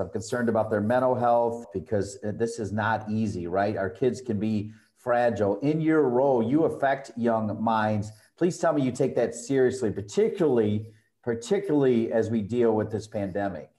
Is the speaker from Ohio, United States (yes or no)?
yes; Ohio, United States; now in Chapel Hill, United States; I'm actually from Ohio